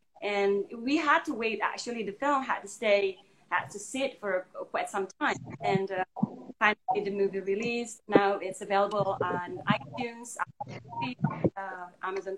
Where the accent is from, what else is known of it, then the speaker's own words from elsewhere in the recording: Indonesia; now in United States; I'm from Indonesia